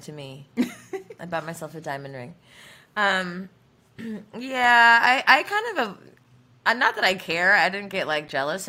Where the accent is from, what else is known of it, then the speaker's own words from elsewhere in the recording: Jamaica; On Valentine's Day, because I'm a Jamaican, I did a couple's massage